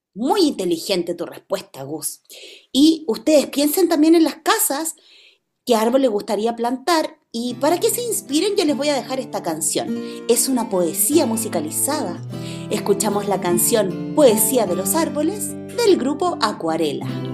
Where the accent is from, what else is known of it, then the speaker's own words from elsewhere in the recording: Chile; quienes somos de Chile